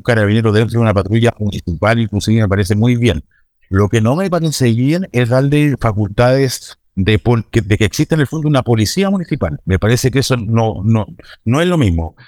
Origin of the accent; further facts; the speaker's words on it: Puerto Montt, Los Lagos, Chile; yo soy de Puerto Montt, estoy en la comuna de Puerto Montt en estos momentos